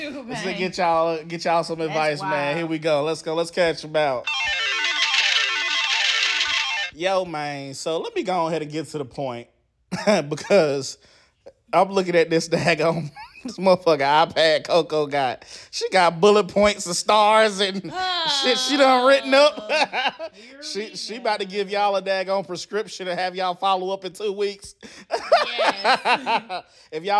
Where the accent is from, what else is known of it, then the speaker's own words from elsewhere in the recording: Charlotte, North Carolina, United States; the street on Betty's Ford and Grizz Grove, where I grew up in Charlotte